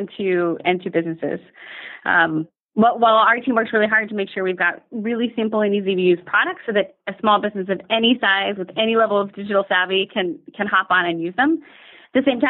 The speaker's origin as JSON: {"language": "English", "town": "Dallas", "region": "Texas", "country": "United States", "moved": "yes", "said": "I'm originally from Dallas"}